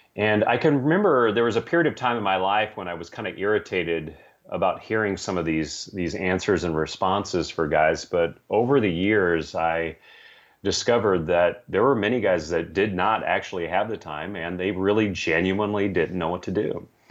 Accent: San Francisco, California, United States; I grew up in San Francisco, California

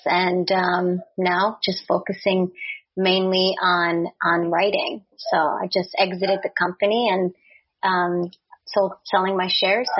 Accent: Czechia; born there; English is a second language; So when I was born in Czechoslovakia, and that was still a communist country, then Czechoslovakia in 91 split into Czech and Slovak Republic.

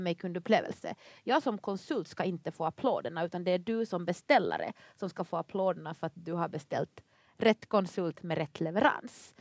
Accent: Finland; accent: Finland-Swedish ("Mumindialekten"); moved away as an adult; now in Sweden; jag är ju då finlandssvensk

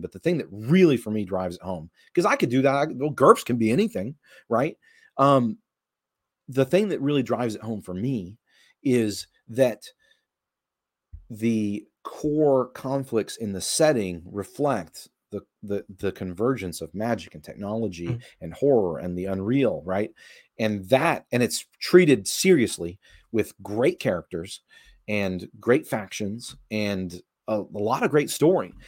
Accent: Texas, United States; I consider myself a Southerner. I'm from Texas

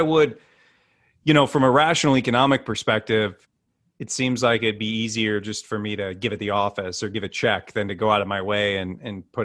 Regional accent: Iowa, United States; I'm from Iowa. I grew up there

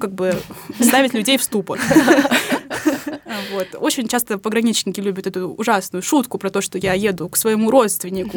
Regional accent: Ust-Kamenogorsk, East Kazakhstan Region, Kazakhstan; moved away as an adult; now in Moscow, Russia; Я приехала в Москву из Казахстана, мой родной город Усть-Каменогорск, это областной центр Восточного Казахстана

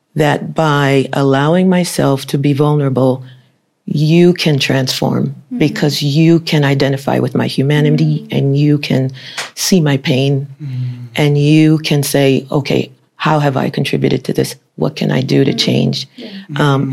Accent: United States; my parents are from Haiti. I was born in the United States

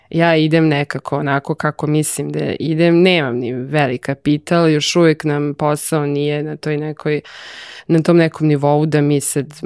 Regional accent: Serbia; kod nas u Srbiji

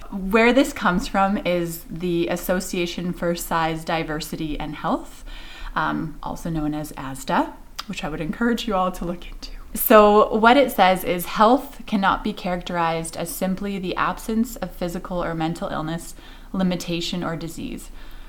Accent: Canada; also born or lived in Switzerland; now in Edmonton, Canada; I am a lot of the same things as were just mentioned, but I come from Pinoca. I guess I was born in Switzerland, mm-hmm. immigrated to Canada when I was a child, grew up in Pinoca, moved to Edmonton

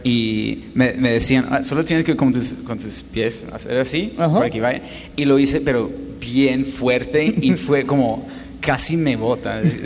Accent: Los Angeles, California, United States; first language English; Spanish is a second language; moved away as an adult; also born or lived in Spain; now in Colombia; yo nací en Los Ángeles, California, viví todo como 24 años allá

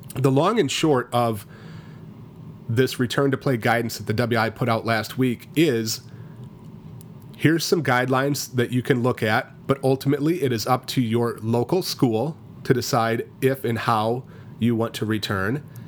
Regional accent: Richland Center, Wisconsin, United States; Richland County, where at my hometown is, is at Richland Center

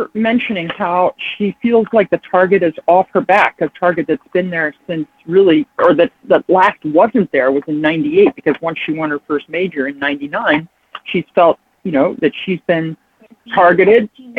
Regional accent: Maryland, United States; the fact he's from my home state just makes me really proud.

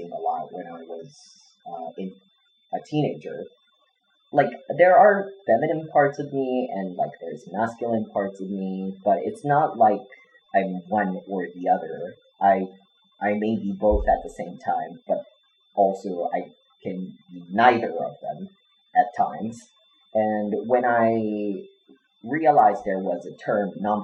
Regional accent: Japan

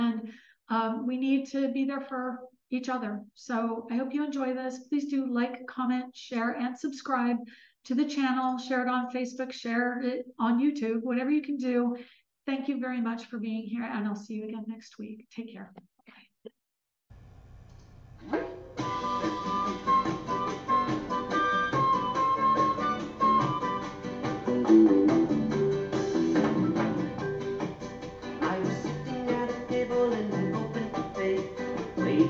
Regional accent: Boulder, Colorado, United States; now in Orlando, United States; Boulder, the town I was born in Colorado

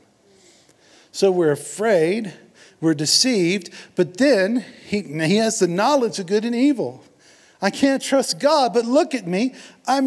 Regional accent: Houston, Texas, United States; I'm from Houston

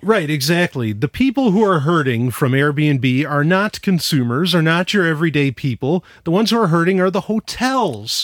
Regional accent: New York City, New York, United States; moved away; I grew up in New York City, uh, for a while

